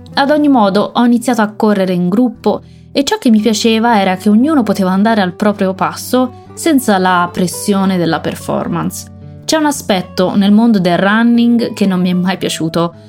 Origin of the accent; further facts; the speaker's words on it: Tuscany, Italy; sono toscana